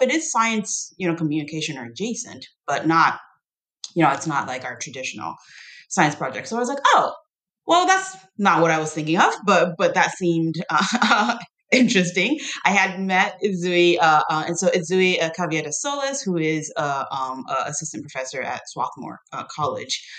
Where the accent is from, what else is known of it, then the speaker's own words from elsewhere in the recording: Taiwan; also born or lived in United States; now in Tennessee, United States; I grew up in Taiwan